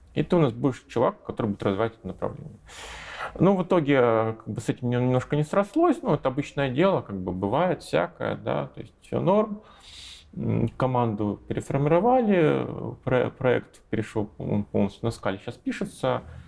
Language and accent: Russian; Russia; moved away as an adult; now in Minsk, Belarus; Я, я россиянин, у меня до сих пор российское гражданство